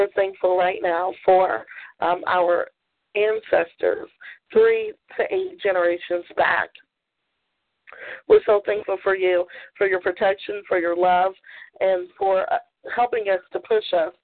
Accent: Maryland, United States; I grew up in Maryland

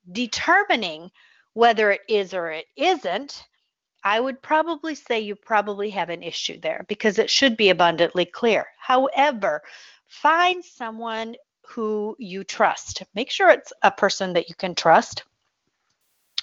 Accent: Michigan, United States; now in Pensacola, United States; my home state, which is my original home state, is the state of Michigan

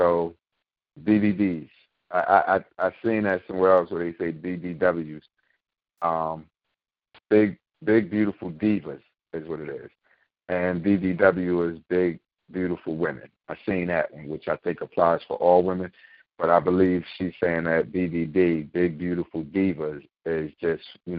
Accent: Philadelphia, Pennsylvania, United States; my hometown Philly

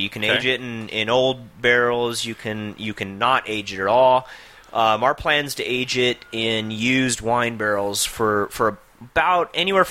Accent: Albuquerque, New Mexico, United States; I grew up here in Albuquerque.

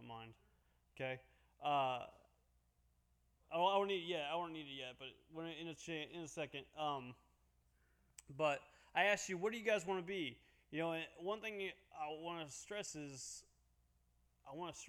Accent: Havana, Illinois, United States; I grew up in Havana, Illinois.

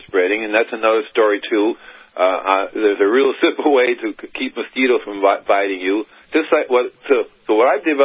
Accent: Miami, Florida, United States; moved away as an adult; also born or lived in Gainesville, Florida / California; I'm originally from Miami, Florida

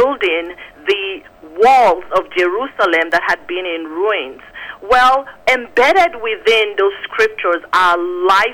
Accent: Nigeria; born or raised there; moved away; also born or lived in Phoenix, Arizona

